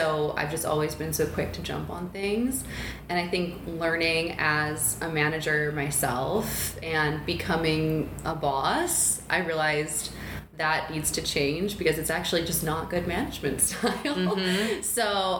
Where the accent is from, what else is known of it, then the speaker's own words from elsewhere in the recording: Chicago, Illinois, United States; also born or lived in San Diego / San Francisco; now in Brooklyn, New York, United States; I'm from Chicago originally, half Chicago, half San Francisco. So I grew up half in Chicago with my family, and then I moved out there, actually San Diego and then San Francisco